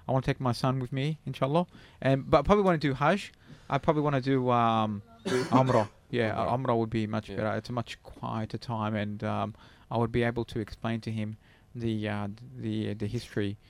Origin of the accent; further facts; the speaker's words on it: Australia; Yes, I am